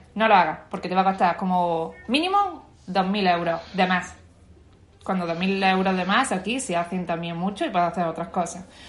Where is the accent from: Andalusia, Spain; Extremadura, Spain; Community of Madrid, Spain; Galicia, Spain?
Andalusia, Spain; Bailén; moved away as an adult; also born or lived in Granada / Germany; now in Australia; yo vengo de un pueblo de Jaén, Bailén, al sur de España